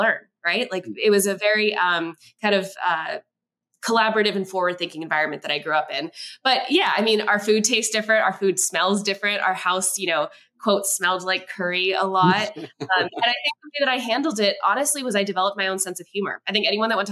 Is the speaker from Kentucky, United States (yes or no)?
yes; Kentucky, United States; also born or lived in Westchester County, New York; I was born in New York in Westchester County, but at the age of around 3 or 4, my family relocated to a small town in Kentucky